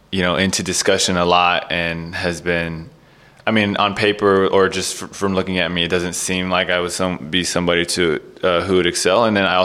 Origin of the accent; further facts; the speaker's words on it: San Francisco, California, United States; moved away as an adult; also born or lived in Massachusetts; now in Brooklyn, United States; Growing up in Cali was pretty much everything you thought it could be. It was 75 and sunny every single day